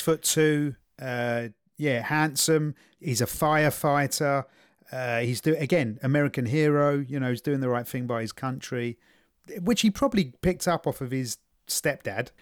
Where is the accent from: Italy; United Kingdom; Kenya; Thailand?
United Kingdom; England; as an Englishman